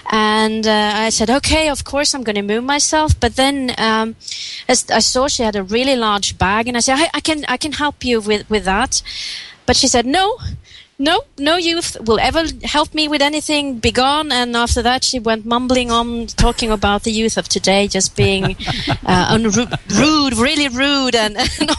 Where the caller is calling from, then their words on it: Stockholm, Stockholm County, Sweden; Hi, this is … I'm calling from Stockholm